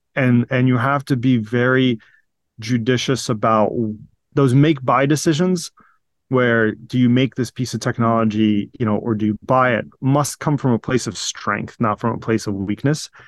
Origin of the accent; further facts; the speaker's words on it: Virginia, United States; moved away as an adult; also born or lived in Sevastopol, Crimea / Saint Petersburg, Russia; now in California, United States; I grew up in, in, in Virginia through high school